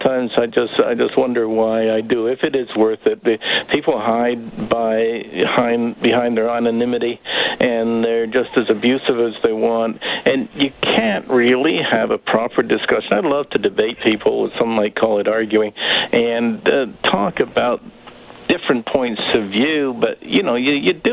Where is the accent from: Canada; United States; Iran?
Canada; Windsor, Ontario; I grew up in Windsor, Ontario, used to read the Detroit Free Press all the time.